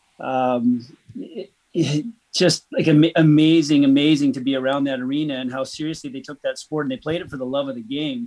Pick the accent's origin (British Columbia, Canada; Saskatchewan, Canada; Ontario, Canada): British Columbia, Canada; New Westminster; I grew up in New Westminster as well. Every day of my life, went to high school here